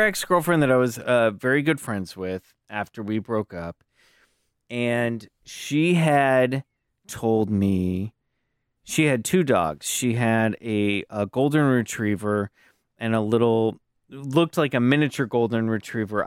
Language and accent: English; Kansas City, Kansas, United States; I grew up in Kansas City, Kansas.